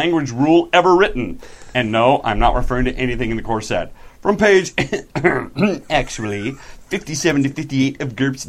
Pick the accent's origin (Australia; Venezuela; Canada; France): Australia; accent: Australian; Really, I had a couple compliments on my Australian accent.